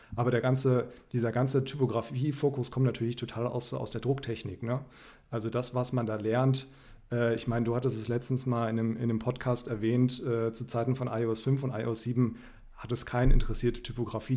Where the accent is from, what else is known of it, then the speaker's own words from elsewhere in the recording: Frankfurt, Hesse, Germany; moved away; ich komme ursprünglich aus Frankfurt